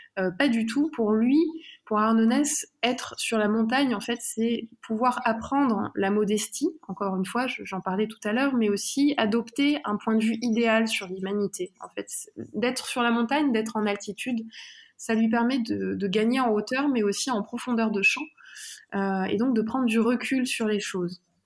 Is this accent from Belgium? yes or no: no; Drôme, Auvergne-Rhône-Alpes, France; j'ai grandi dans la Drôme, euh, alors au pied d'une montagne aussi, le Vercors